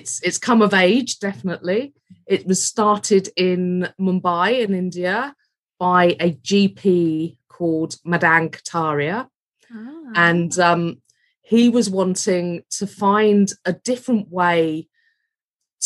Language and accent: English; London, United Kingdom; also born or lived in Hampshire / South Wales; now in Rhondda Valleys, United Kingdom; Moved here from Hampshire, although I'm originally from West London.